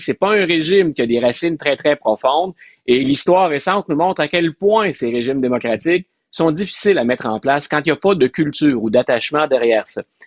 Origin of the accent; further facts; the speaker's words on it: Quebec, Canada; comme Québécois